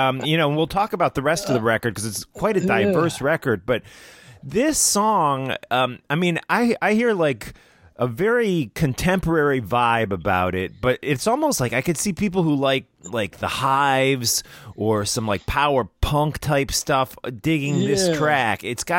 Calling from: New Jersey, United States; I'm in New Jersey in the United States.

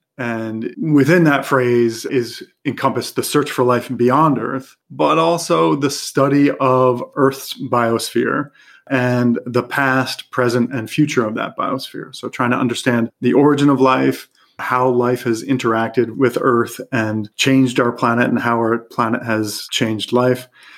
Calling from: Los Angeles, California, United States; I am calling in from Eagle Rock, California, which is part of Los Angeles. So I'm in Southern California

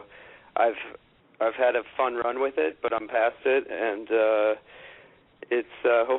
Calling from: Manhattan, New York, United States; Right in Manhattan, in the heart of good old Midtown East.

